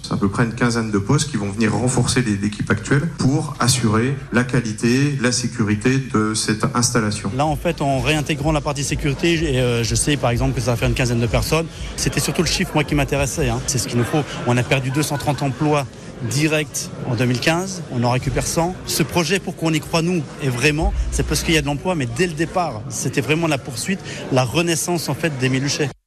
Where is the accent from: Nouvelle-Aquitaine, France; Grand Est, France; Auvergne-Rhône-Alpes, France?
Grand Est, France; Moselle; Chez nous en Moselle